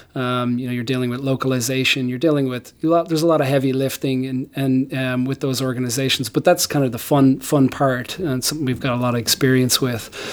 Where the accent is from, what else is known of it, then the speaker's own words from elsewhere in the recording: Ireland; moved away as an adult; now in United States; I grew up in Ireland